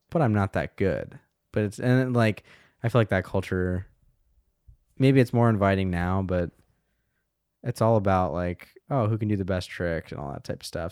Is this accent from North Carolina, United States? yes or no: yes; Asheville, North Carolina, United States; I'm from Asheville, North Carolina.